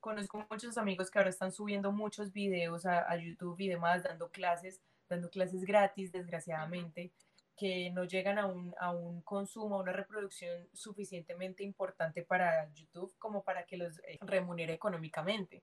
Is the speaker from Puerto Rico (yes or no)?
no; Colombia; moved away as an adult; also born or lived in China; now in United States